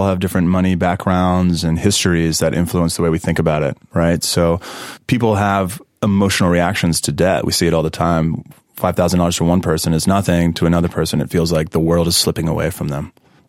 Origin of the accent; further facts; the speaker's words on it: Mississippi, United States; I'm from Mississippi.